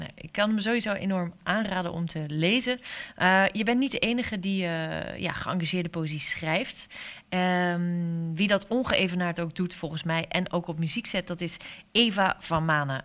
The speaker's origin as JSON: {"language": "Dutch", "area": "Hoeksche Waard", "region": "South Holland", "country": "Netherlands", "tie": "born or raised there", "said": "Ik ben geboren in de Hoekse Waard"}